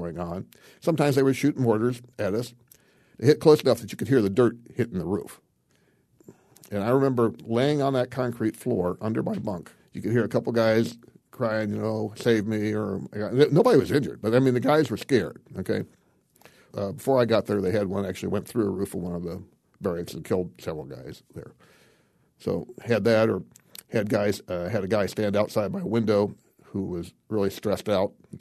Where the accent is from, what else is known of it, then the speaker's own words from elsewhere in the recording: Dayton, Ohio, United States; also born or lived in Toledo, Ohio; the rest of my childhood growing up was growing up in the Dayton, Ohio area